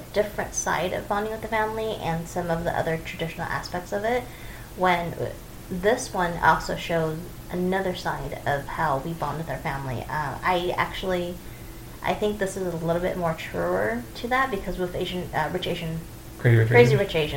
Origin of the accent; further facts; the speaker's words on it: United States; a first-generation American Chinese